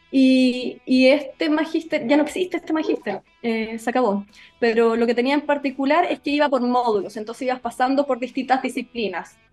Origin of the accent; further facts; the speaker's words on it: Osorno, Los Lagos, Chile; also born or lived in Santiago / London; yo soy de Osorno, nací y criada en Osorno